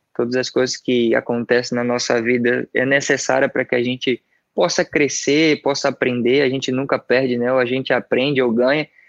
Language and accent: Portuguese; Salvador, Bahia, Brazil; moved away as an adult; also born or lived in Santos; eu sou soteropolitano, sou daqui de Salvador. Eu nasci ali no bairro chamado Pedreiras